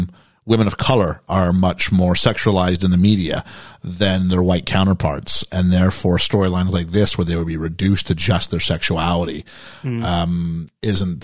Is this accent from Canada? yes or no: yes; Canada; growing up in Canada